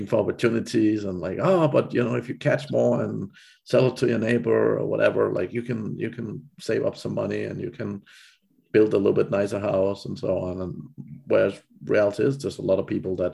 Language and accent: English; Denmark; moved away; I'm from Denmark originally